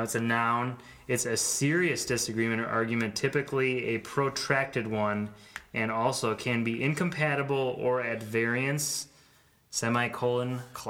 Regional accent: Madison, Wisconsin, United States; My hometown brewery, one of many in Madison, Wisconsin.

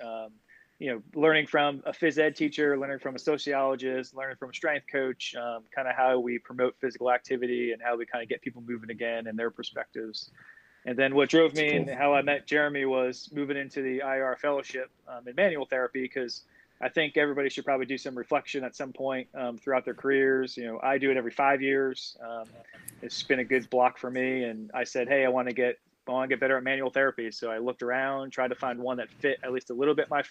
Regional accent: Vernon, New Jersey, United States; moved away as an adult; now in North Carolina, United States; I actually am from New Jersey. So I grew up in Vernon, New Jersey.

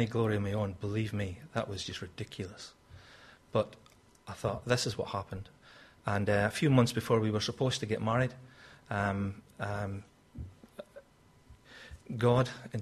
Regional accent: Scotland, United Kingdom; moved away; I'm obviously from Scotland

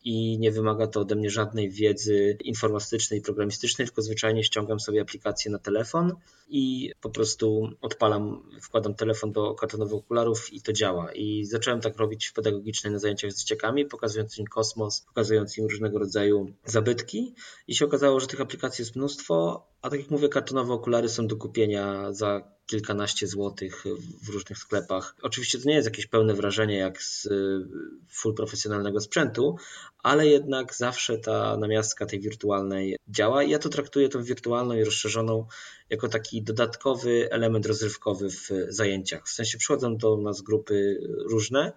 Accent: Poland; Ja jestem z małego miasteczka, moi rodzice są ze wsi

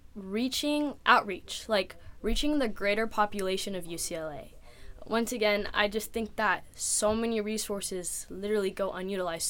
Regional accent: San Diego, California, United States; I'm from San Diego, California

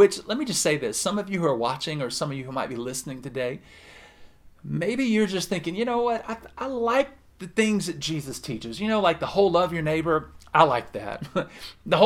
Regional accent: the South, United States; I'm from the South.

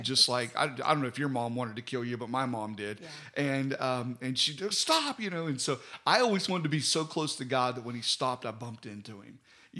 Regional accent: West Virginia, United States; now in Alabama, United States; I was from West Virginia

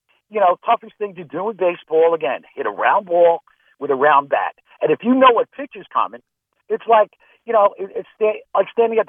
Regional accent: Northern United States, United States; Where are you from? I'm north of the Mason-Dixon, man. That's where I'm from.

